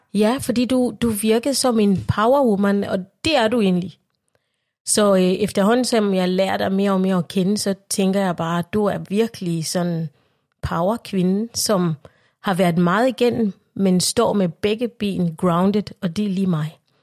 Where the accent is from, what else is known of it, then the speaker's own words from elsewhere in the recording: Uganda; now in Denmark; jeg er født i Højmer i Uganda